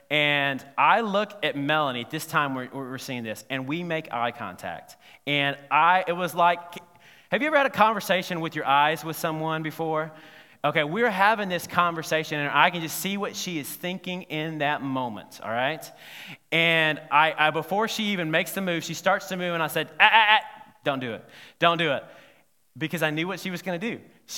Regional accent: Alabama, United States; the reason I said, no, is because I'm from Alabama, and I've been trying all my life not to be a redneck

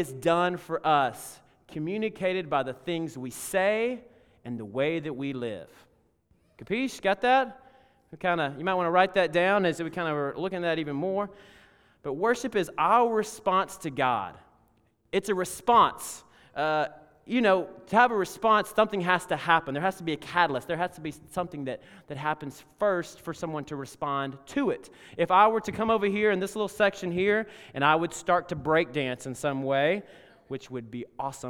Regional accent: Alabama, United States; In fact, when I was growing up in Alabama, every single time we took the offering, they would take the offering

